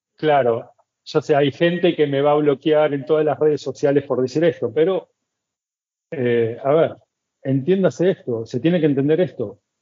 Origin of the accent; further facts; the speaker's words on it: Buenos Aires, Argentina; moved away as an adult; now in Cusco, Peru; soy de Buenos Aires, soy argentino